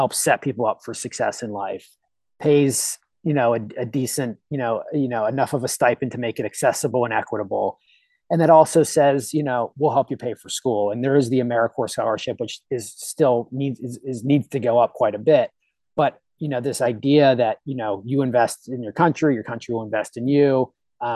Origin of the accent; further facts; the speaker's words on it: Pittsburgh, Pennsylvania, United States; I grew up in Pittsburgh